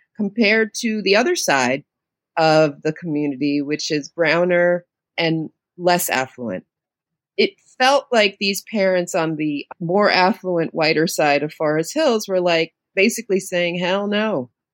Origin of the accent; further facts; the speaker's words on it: New York City, New York, United States; also born or lived in Queens, New York; I'm a native New Yorker. I grew up in the Lower East Side of New York City, of Manhattan in public housing